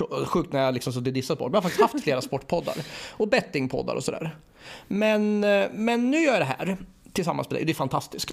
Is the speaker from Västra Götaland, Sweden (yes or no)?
no; Örebro, Örebro County, Sweden; jag är också från Örebro precis som bröderna Fares